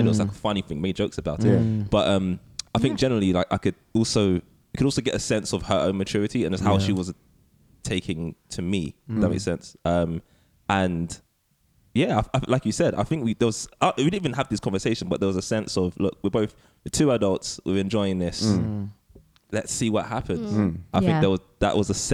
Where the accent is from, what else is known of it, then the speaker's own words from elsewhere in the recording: London, United Kingdom; I grew up in East London